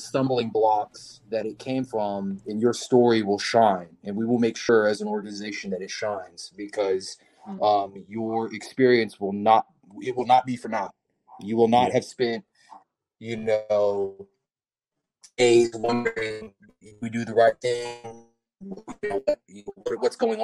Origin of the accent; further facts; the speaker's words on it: Texas, United States; I'm from Texas